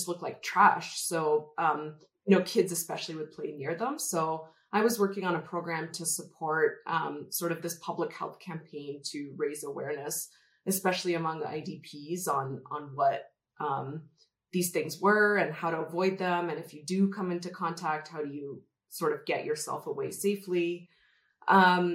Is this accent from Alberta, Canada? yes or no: yes; Calgary, Alberta, Canada; moved away as an adult; also born or lived in Chennai, India; now in Colorado, United States; Calgary or Alberta, which is where I grew up